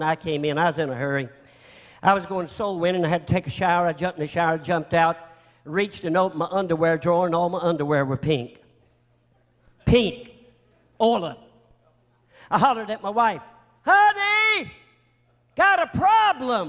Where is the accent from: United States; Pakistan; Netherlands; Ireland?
United States; North Carolina; I'm from North Carolina